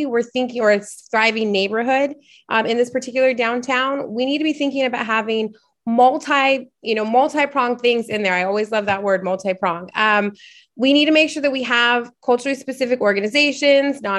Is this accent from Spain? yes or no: no; Portland, Oregon, United States; I am from Portland. I am from here, I went to Benson High School.